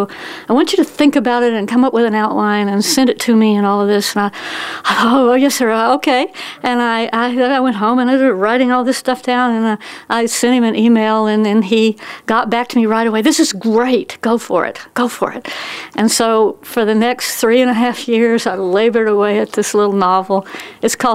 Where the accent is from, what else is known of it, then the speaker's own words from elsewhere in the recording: Tennessee, United States; moved away; also born or lived in Texas; I was born in Tennessee